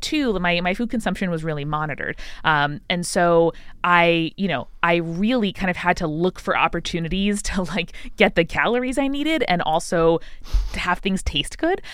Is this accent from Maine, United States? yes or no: no; Long Island, New York, United States; I grew up in Long Island, uh, a suburb of New York City